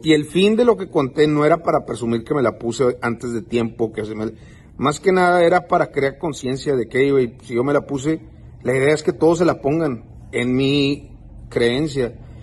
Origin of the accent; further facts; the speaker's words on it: Texas, United States; yo vivo en Estados Unidos, nacido en Estados Unidos